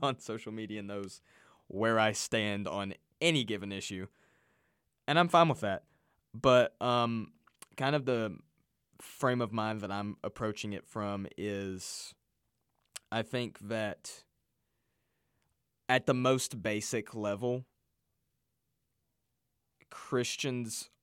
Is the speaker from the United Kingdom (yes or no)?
no; Russia; now in United States; I come from Russia. I was born in Russia.